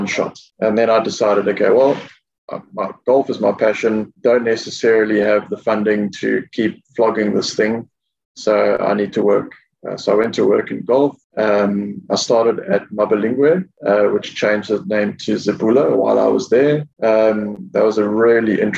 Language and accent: English; Durban, KwaZulu-Natal, South Africa; moved away as an adult; now in Mauritius; I grew up in Durban